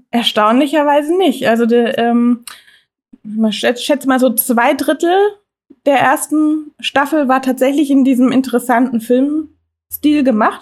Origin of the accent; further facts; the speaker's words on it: Germany; bei uns in Deutschland